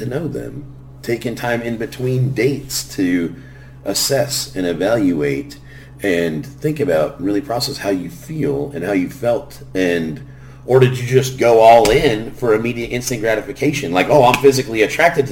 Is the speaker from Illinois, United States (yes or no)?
no; Garden Grove, California, United States; grew up in Garden Grove, California